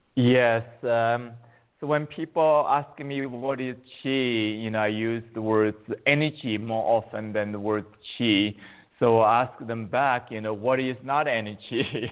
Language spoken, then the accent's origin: English; China; moved away as an adult; now in United States; I was born in China, and but uh, I came to U.S. 35 years ago as a graduate student in mathematics